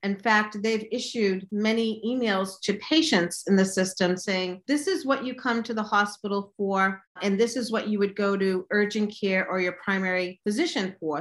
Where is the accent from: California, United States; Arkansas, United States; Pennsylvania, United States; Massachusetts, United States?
Massachusetts, United States; also born or lived in Chicago; I was born in Massachusetts. I've been raised here, except when I was in graduate school in Chicago